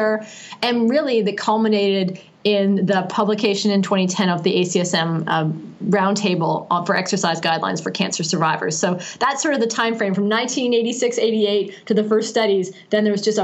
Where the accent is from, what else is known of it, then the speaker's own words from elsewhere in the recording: Canada; I'm Canadian and I grew up in Canada